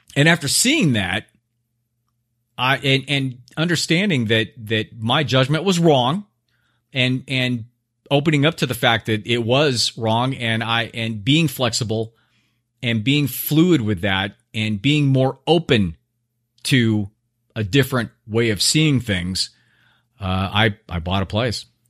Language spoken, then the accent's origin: English; Orange County, Southern California, United States; now in Scottsdale, United States; I grew up in Southern California.